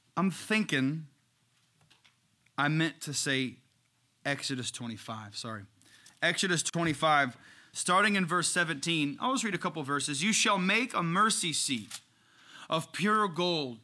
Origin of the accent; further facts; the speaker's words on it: Darlington, Indiana, United States; I grew up in Darlington, Indiana. It's a little suburb of Crawfordsville.